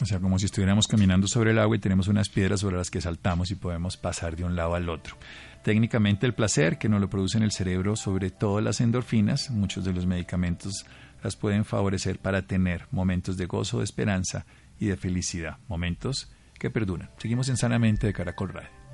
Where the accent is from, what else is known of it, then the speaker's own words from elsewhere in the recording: Armero, Tolima, Colombia; mi pueblo, Armero Tolima